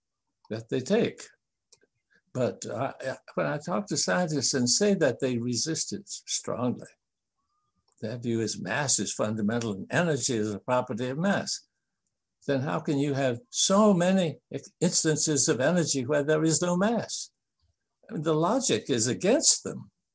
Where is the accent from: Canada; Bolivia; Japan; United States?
Japan; I'm not a linguist who has studied all the different languages, but I grew up in Japan